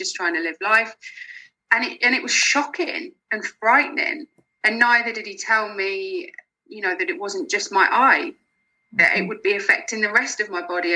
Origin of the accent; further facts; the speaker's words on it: Lincolnshire near Peterborough, East Midlands, United Kingdom; moved away as an adult; now in Glasgow, United Kingdom; I'm originally from Lincolnshire near Peterborough. I moved up to Glasgow in March